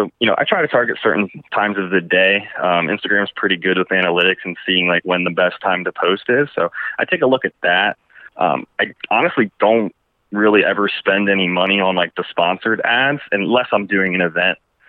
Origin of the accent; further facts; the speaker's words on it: Orlando, Florida, United States; I'm from Orlando originally